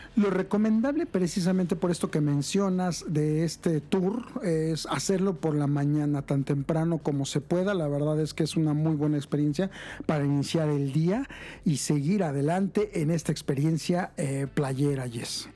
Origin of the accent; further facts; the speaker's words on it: Mexico City, Mexico; soy chilango y urbano